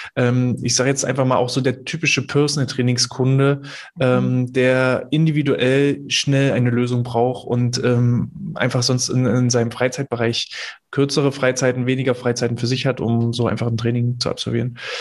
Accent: Mecklenburg-Vorpommern, Germany; bei uns in Mecklenburg-Vorpommern

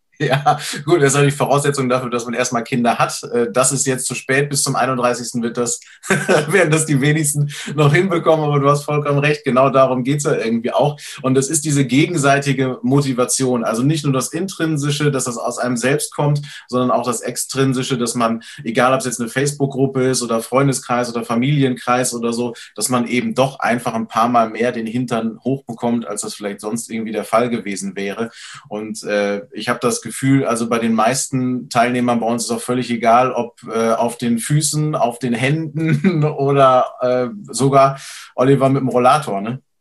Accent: Schleswig-Holstein, Germany; bei uns in Schleswig-Holstein

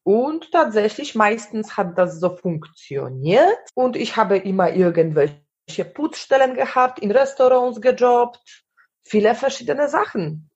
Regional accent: Poland; German is a second language; moved away as an adult; also born or lived in Germany / Sweden; ich war aus Polen

